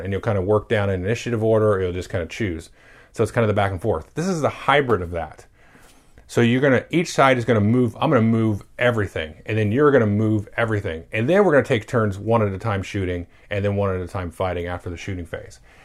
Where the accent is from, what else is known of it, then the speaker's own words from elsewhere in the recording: United States; I'm an American